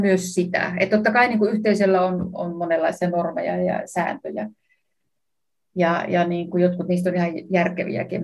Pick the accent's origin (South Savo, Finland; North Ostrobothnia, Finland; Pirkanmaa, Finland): South Savo, Finland; Savonlinna; mä itse Savonlinnasta kotoisin